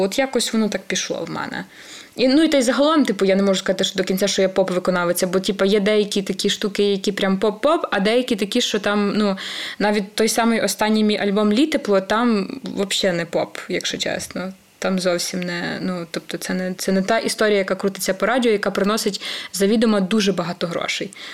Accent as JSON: {"language": "Ukrainian", "region": "Podillia", "country": "Ukraine", "said": "я сама з Поділля."}